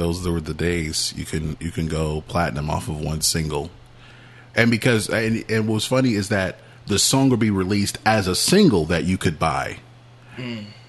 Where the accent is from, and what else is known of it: Augusta, Georgia, United States; born or raised there